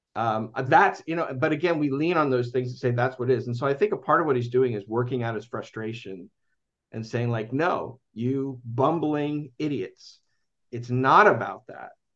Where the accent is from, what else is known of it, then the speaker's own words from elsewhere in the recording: United States; I'm American